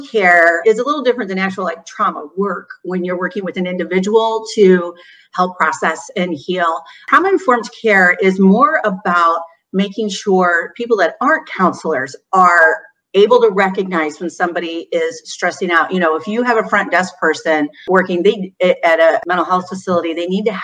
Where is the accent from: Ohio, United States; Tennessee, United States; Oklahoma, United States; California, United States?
Ohio, United States; Newark; moved away as an adult; now in Bowling Green, United States; I came to Bowling Green to go to college. Before that, I grew up in Newark, Ohio, which is central.